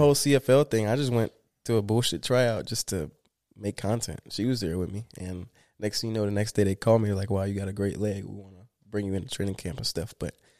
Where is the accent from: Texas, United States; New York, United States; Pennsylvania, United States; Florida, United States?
Florida, United States; I always have my eyes on the Dolphins because I love Florida. I'm from Florida.